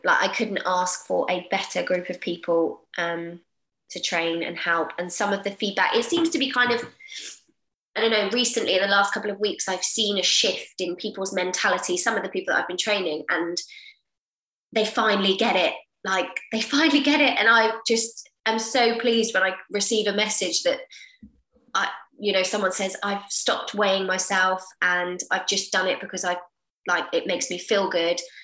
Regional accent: Portsmouth, South East England, United Kingdom; moved away as an adult; I was born in Portsmouth. So I am Portsmouth born and bred.

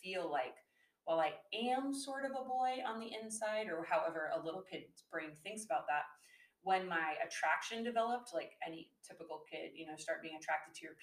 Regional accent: Seattle, Washington, United States; I was raised in the Seattle area

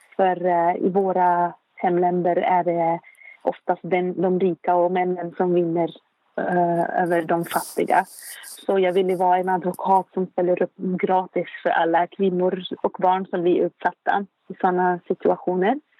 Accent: Beirut, Beirut Governorate, Lebanon; Swedish is a second language; moved away as an adult; now in Uppsala, Sweden; Jag är född i Beirut, som sagt, i Libanon. Jag är uppväxt i en mycket företagsam eh, familj

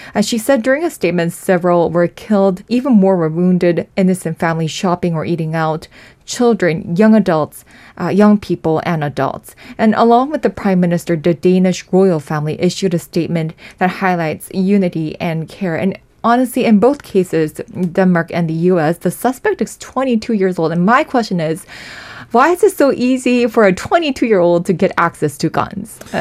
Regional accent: South Korea; born and raised in Korea

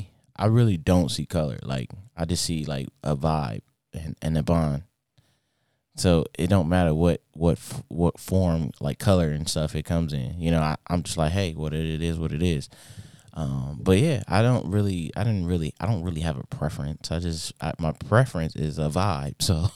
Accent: Inglewood, California, United States; I grew up in Inglewood. Predominantly like Hispanic black neighborhood

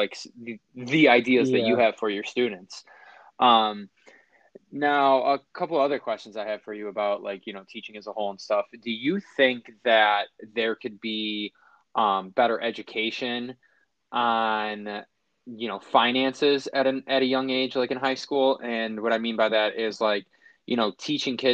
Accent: Buffalo, New York, United States; also born or lived in Lancaster, New York; the school district I grew up in Buffalo and Lancaster

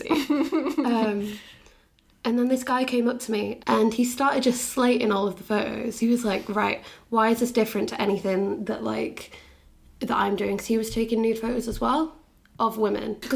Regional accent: Bath, South West England, United Kingdom; just because I'm from

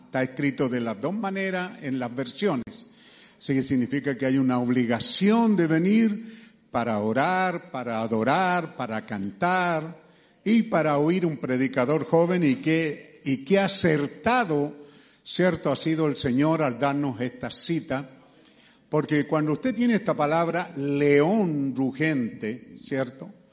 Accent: Chile; somos chilenos

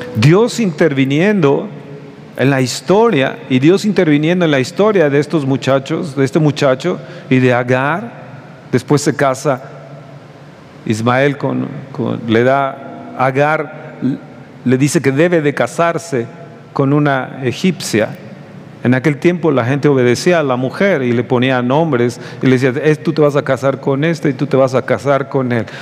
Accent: Mexico; somos los mexicanos

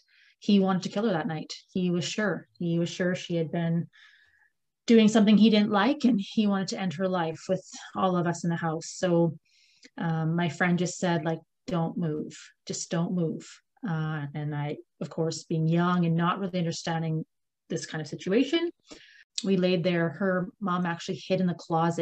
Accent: Ontario, Canada; now in Comox Valley, Canada; I'm actually from Ontario. So I'm one of those Ontario kids who moved here

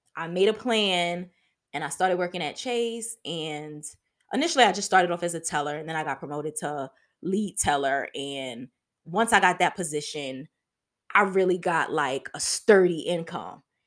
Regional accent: New York City, New York, United States; moved away as an adult; also born or lived in Atlanta, Georgia; I'm originally from Harlem, New York

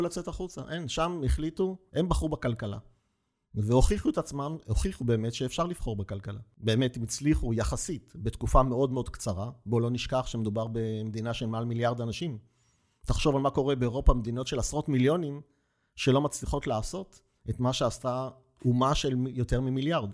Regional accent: Petah Tikva, Central District, Israel; אני מגיע מפתח תקווה

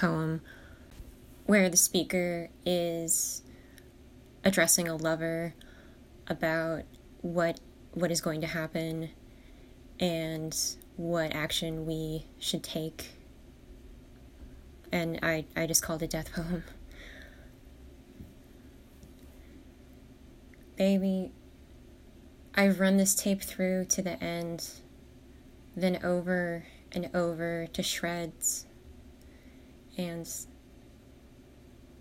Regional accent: Mystic Island, New Jersey, United States; moved away; also born or lived in California; I grew up on Mystic Island in southern New Jersey

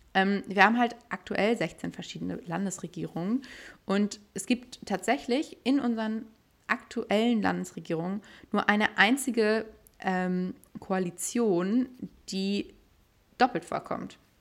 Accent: Hamburg, Germany; in Hamburg bin ich natürlich auch mega stolz drauf als Hamburgerin

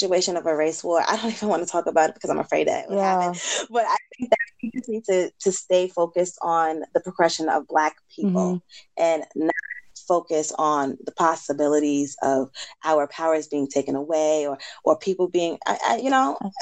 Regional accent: New York, United States; We from New York

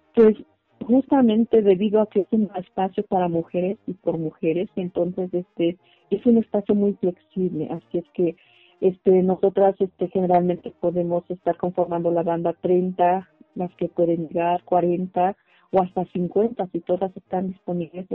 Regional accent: Tlahuitoltepec, Oaxaca, Mexico; first language Mixe (Ayuuk); Spanish is a second language; la mayor parte de las compañeras que somos nativas de Tlaltepec, pues hablamos la lengua ayú

